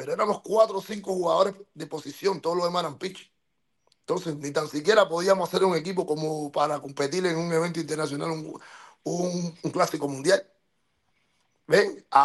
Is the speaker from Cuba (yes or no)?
yes; Cuba; moved away; por qué yo me fui de Cuba, de por qué yo estuve en el mar tres días, ¿Por qué yo tuve que sacar a mi mamá por un, con un pasaporte falso de Cuba?